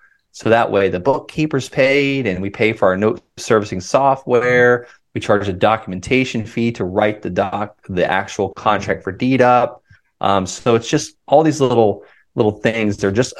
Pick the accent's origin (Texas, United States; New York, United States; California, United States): California, United States; I'm from California.